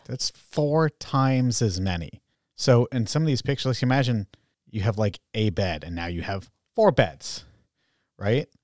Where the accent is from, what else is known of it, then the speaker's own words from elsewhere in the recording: Groton, Massachusetts, United States; I was from Groton